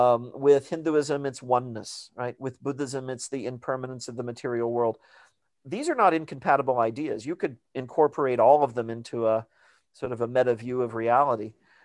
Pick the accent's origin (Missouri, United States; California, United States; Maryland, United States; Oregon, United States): Missouri, United States; And I encountered that when I was growing up in Missouri. I grew up Catholic, and in the small town where I lived, there's a very sort of conservative, mainly evangelical Protestant community.